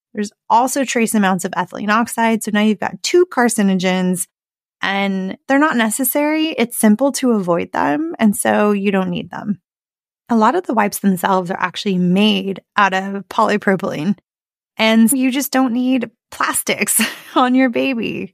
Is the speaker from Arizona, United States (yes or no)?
yes; Arizona, United States; I grew up in Arizona.